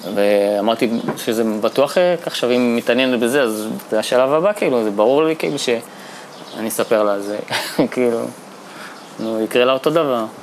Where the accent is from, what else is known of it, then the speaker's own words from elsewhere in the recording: Bat Yam, Tel Aviv District, Israel; Hebrew is a second language; also born or lived in Saint-Denis, France / near Geneva, France; הגעתי לארץ בכיתה ג' לבת ים